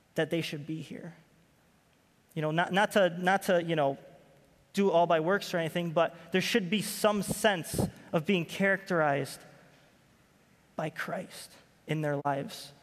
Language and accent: English; Rochester, New York, United States; moved away as an adult; I'm from Rochester, New York